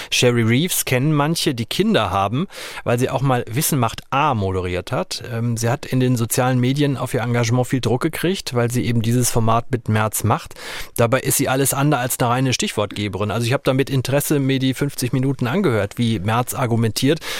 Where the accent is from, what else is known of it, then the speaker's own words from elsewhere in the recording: Arnsberg, North Rhine-Westphalia, Germany; now in Berlin, Germany; gehe mit offenen Augen auch durch Berlin und durch meine Heimatstadt Arnsberg.